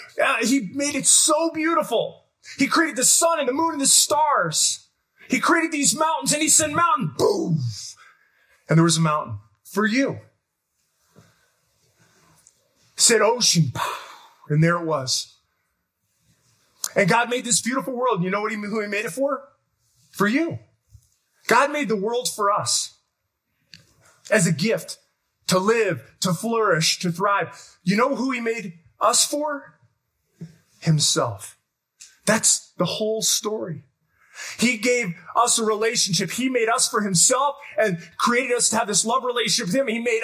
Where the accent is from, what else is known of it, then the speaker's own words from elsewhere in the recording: Detroit, Michigan, United States; Because I'm from Detroit. It's like a pancake, right?